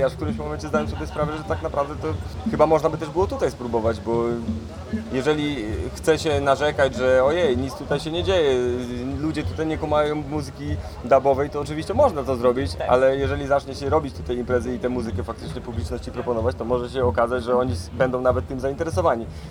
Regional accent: Bogatynia, Lower Silesian Voivodeship, Poland; also born or lived in Zgorzelec; Jestem urodzonym z Gorzelczaninem, wychowanym w Bogatyni

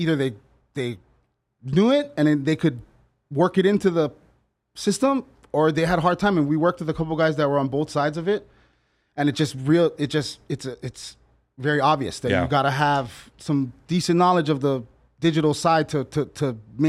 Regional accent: Hawaii, United States; because I'm not really, like, I'm Hawaiian.

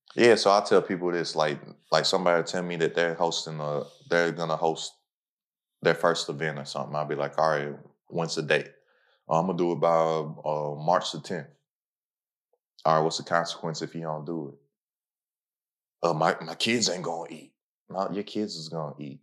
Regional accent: Lexington, Kentucky, United States; I'm from Lexington, Kentucky, literally the tippy top of Kentucky

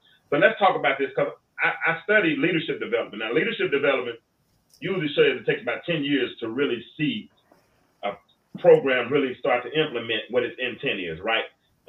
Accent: Arkansas, United States; born or raised there; moved away

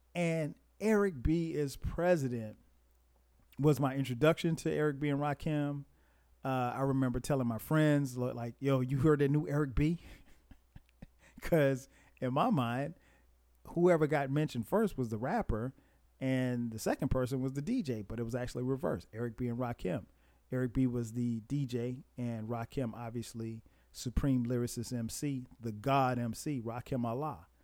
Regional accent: Florence, South Carolina, United States; growing up in Florence, South Carolina, and very small place

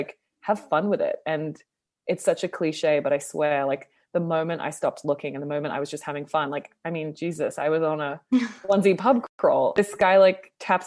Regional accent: Sydney, New South Wales, Australia; also born or lived in Toronto, Canada; now in Los Angeles, United States; I'm Australian originally, but I was living in Toronto, Canada for about 6 years

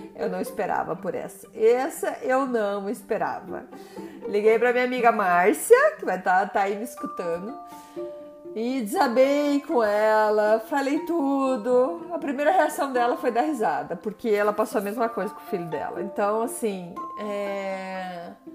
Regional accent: Brazil; first language Portuguese; moved away as an adult; also born or lived in Curitiba; now in Montreal, Canada; eu sou brasileira

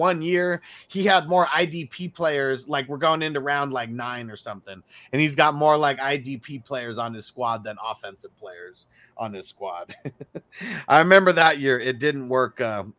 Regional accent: San Diego, California, United States; moved away as an adult; now in Las Vegas, United States; my hometown league, the San Diego Green Bowl forever

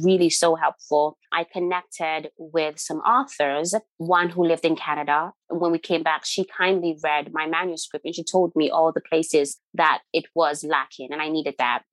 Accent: Nigeria; moved away; I don't live there. When I lived there, I was young

